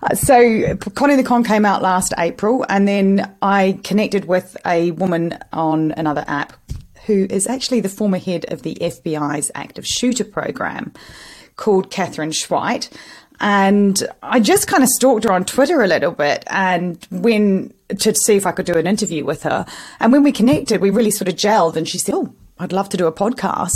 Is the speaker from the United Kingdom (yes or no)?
no; New Zealand; I'm Kiwi